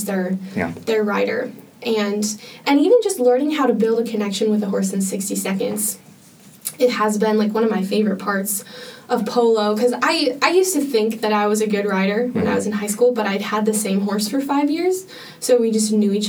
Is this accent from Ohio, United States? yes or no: no; Spokane, Washington, United States; moved away as an adult; now in Santa Barbara, United States; there actually is a polo club in my hometown of Spokane, Washington